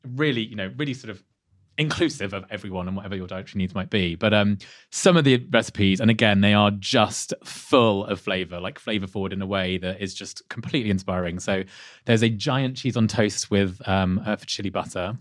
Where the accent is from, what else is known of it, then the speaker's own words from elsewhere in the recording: Leicester, East Midlands, United Kingdom; not far from where I was born in Leicester.